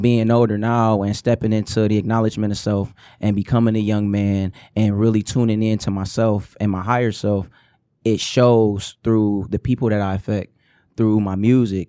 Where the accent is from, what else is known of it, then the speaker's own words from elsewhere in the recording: Detroit, Michigan, United States; I'm from the Herman Gardens. And, like, everybody that's originally from Joy Road, you came out of the Herman Gardens